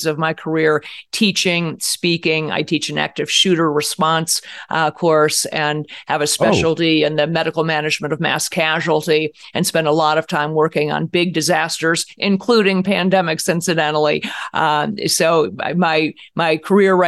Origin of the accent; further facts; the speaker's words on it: Cleveland, Ohio, United States; I'm from Cleveland.